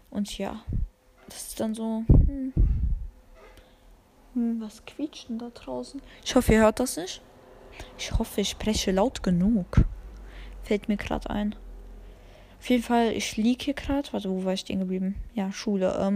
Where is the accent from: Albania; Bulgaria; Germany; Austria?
Albania; Und ich liebe Dragon Ball und bin Albanerin. Ganz wichtig, dass ich Albanerin bin.